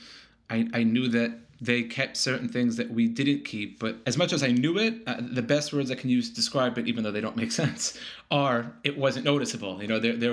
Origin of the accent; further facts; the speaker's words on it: New York City, New York, United States; Born and raised in Sheepshead Bay, Brooklyn, New York